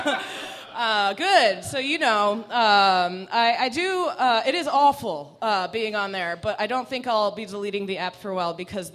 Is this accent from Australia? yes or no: no; Iran; first language Persian; English is a second language; moved away; A Middle Eastern, Iranian specifically, Farsi was my first language